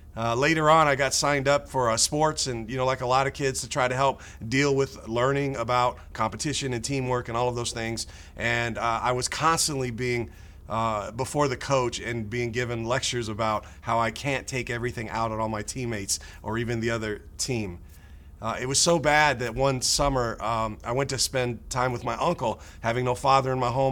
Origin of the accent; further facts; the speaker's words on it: United States; growing up in America